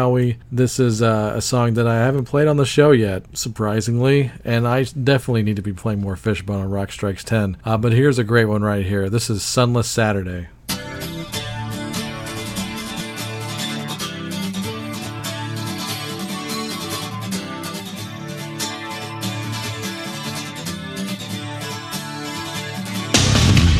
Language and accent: English; Dallas, Texas, United States; we're from Dallas